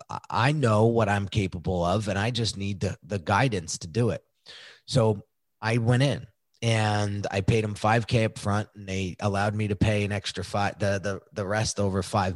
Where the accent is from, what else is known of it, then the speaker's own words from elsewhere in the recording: New York, United States; I grew up outside of New York City, and that was a big thing in my neighborhood